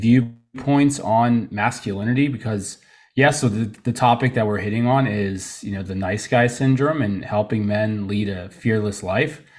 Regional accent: Tarpon Springs, Florida, United States; also born or lived in Trenton, New Jersey / Allentown, Pennsylvania / Orlando, Florida; now in Saint Petersburg, United States; I grew up most of my life here in Florida.

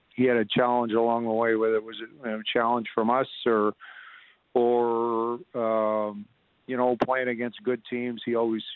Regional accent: Lethbridge, Alberta, Canada; moved away; I'm originally from Lethbridge, so being a Southern Albertan

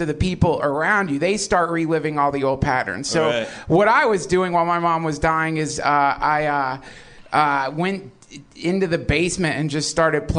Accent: the South, United States; When I was a kid, I grew up in the South

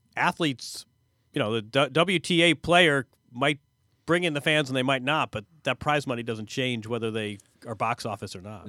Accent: Bloomington, Indiana, United States; my hometown, Bloomington, Indiana

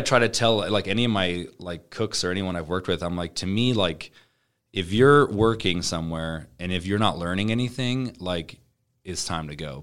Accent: Omaha, Nebraska, United States; we're from Omaha

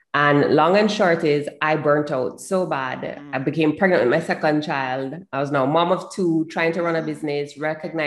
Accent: Jamaica; I'm from Jamaica.

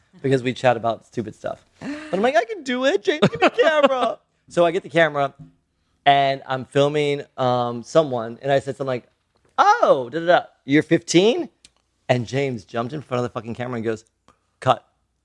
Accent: Philippines; She's Chinese and I'm Filipino.

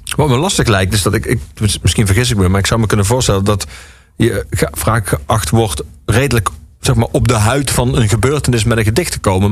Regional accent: Limburg, Netherlands; waar ik vandaan kom in Limburg

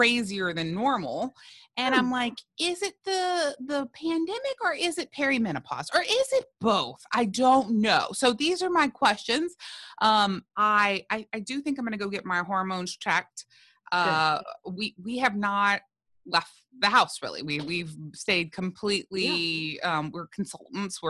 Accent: South Louisiana, United States; I'm from South Louisiana.

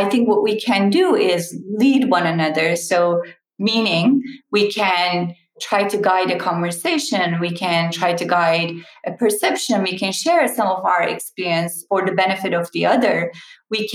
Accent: Turkey; moved away; I'm Turkish and Turkish is a tea culture

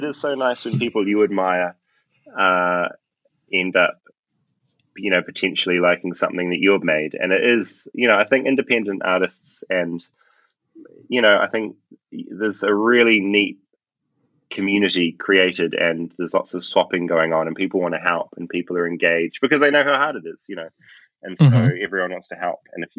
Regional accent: Tauranga, Bay of Plenty, New Zealand; I grew up in Bethlehem.

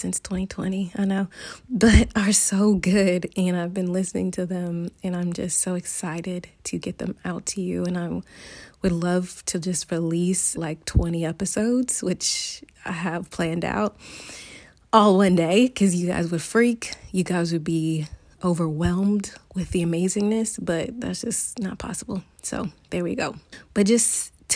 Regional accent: United States; moved away as an adult; now in Barcelona, Spain; I am an American expat currently living in Barcelona

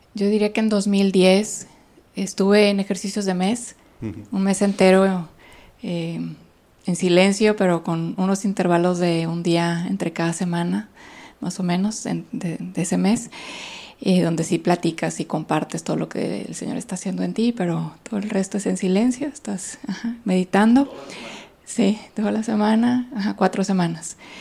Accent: Monterrey, Nuevo León, Mexico; moved away as an adult; also born or lived in Italy; soy de aquí de Monterrey. Tengo 23 años consagrada. Estudié pues toda mi vida aquí, viví toda mi vida aquí

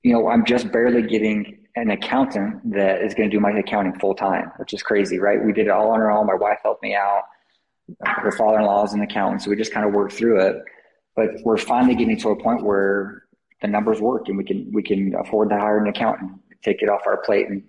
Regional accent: Salt Lake City, Utah, United States; moved away; I grew up down in Salt Lake.

